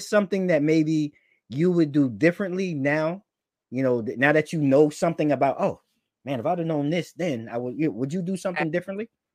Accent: New York, United States; now I'm a New Yorker

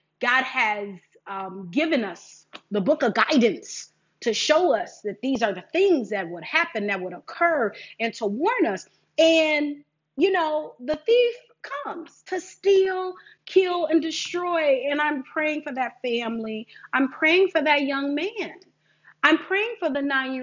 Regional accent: Detroit, Michigan, United States; I am a Detroit girl. I am from Michigan.

